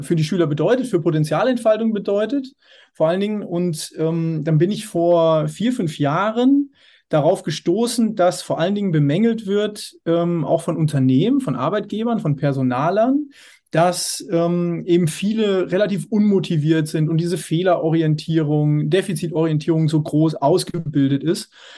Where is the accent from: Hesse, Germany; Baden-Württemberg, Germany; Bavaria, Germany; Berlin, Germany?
Hesse, Germany; Hersfeld-Rotenburg district; moved away as an adult; now in Dortmund, Germany; Landkreis Hersfeld-Rotenburg aus meiner Heimat